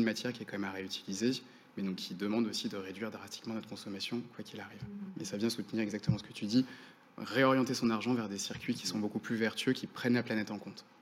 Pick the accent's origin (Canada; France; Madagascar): France; Finistère, Brittany; j'ai grandi dans le Finistère